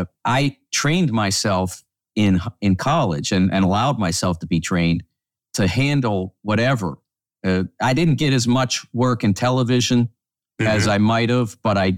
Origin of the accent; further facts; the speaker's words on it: Pittsburgh, Pennsylvania, United States; Well, it's interesting because, Todd, I grew up in the Pittsburgh area